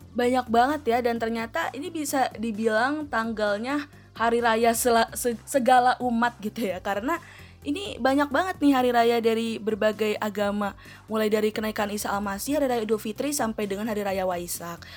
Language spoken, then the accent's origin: Indonesian; Betawi, Jakarta, Indonesia; Gue juga orang Betawi